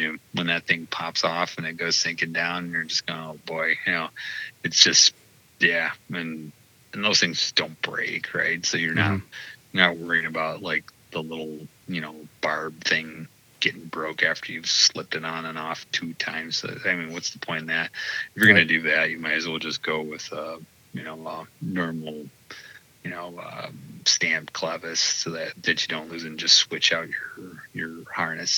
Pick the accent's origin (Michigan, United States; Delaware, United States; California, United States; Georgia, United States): Michigan, United States; Detroit; moved away as an adult; also born or lived in Quad Cities, Illinois/Iowa; I grew up in the Detroit metro area, specifically like Livonia and Westland and Canton